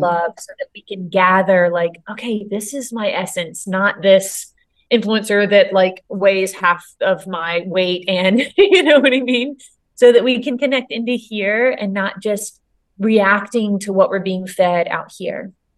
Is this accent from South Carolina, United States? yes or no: yes; Myrtle Beach, South Carolina, United States; I grew up in Myrtle Beach, big tourist town where the ER was very busy